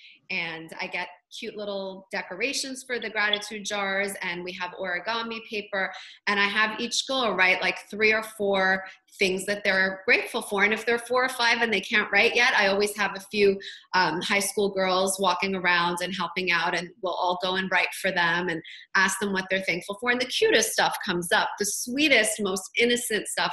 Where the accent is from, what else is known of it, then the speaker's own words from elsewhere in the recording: Toronto, Ontario, Canada; I'm from Toronto